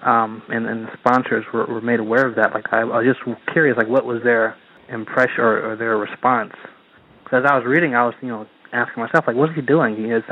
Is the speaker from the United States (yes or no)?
yes; Ohio, United States; also born or lived in Athens, Ohio; I'm also originally from Ohio and spent some time in Athens